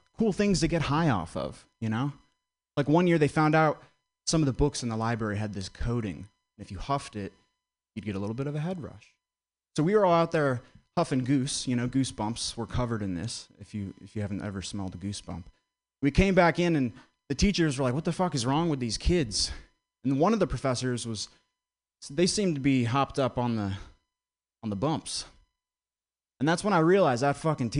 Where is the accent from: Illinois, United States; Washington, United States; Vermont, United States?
Vermont, United States; I grew up in Vermont.